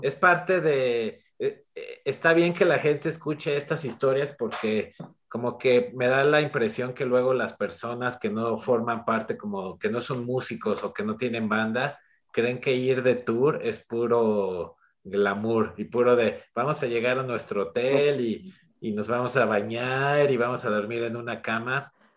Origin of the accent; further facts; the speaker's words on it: Mexico; como mexicano